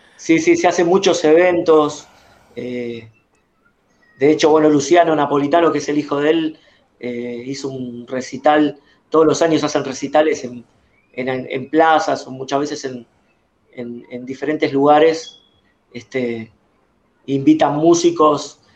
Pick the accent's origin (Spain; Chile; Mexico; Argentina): Argentina; Buenos Aires; precisamente de, de, Capital Federal, de la ciudad de Buenos Aires